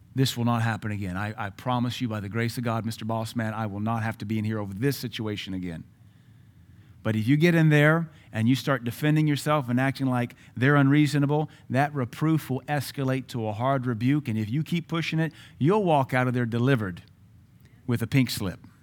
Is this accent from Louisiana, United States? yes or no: yes; Baton Rouge, Louisiana, United States; when I grew up in Baton Rouge